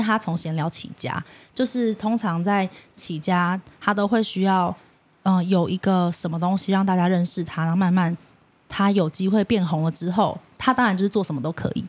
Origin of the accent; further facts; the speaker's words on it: Taipei, Taiwan; 我虽然我是台北人